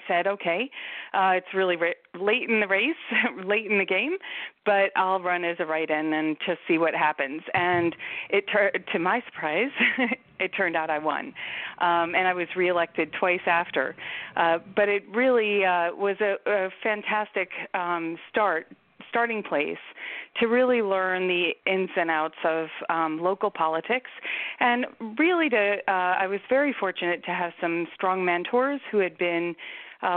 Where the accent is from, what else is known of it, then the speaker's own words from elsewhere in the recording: Sparta, New Jersey, United States; moved away as an adult; now in Maryland, United States; I grew up in Sparta, New Jersey, northwestern part of the state of New Jersey, until I went away to college and came down here, and I've been here since